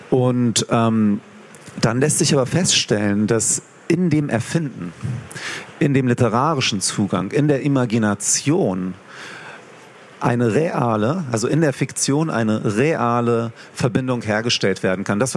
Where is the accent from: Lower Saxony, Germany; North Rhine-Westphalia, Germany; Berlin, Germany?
Lower Saxony, Germany; Hanover; Ich komme ja aus Hannover, in Hannover Veranstaltungen organisiert habe.